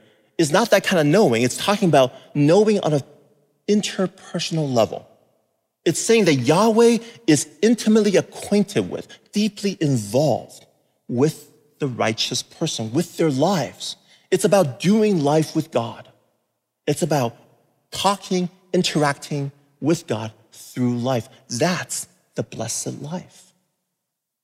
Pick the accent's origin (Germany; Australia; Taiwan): Taiwan; moved away; also born or lived in California; I grew up in Taiwan in the 70s, and we used to live in a really rural area.